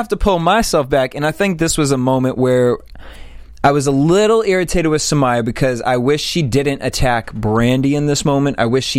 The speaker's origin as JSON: {"language": "English", "region": "East Coast", "country": "United States", "moved": "yes", "lives_now": "Los Angeles, United States", "said": "I'm from the East Coast"}